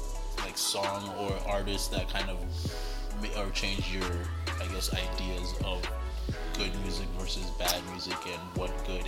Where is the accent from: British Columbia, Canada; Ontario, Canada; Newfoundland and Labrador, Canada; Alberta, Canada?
Alberta, Canada; Calgary; moved away; also born or lived in Toronto; growing up in Calgary, everybody kind of, especially when I got to Toronto, everybody kind of assumed that you'll be into country music, which I at the time, I guess I wasn't growing up in Calgary, I wasn't that big.